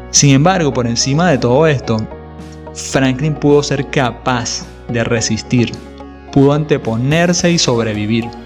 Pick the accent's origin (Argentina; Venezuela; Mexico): Venezuela; cuando vivía en mi país natal, Venezuela, cuando las libertades y las condiciones de seguridad y la calidad de vida habían sido realmente secuestradas por el régimen de turno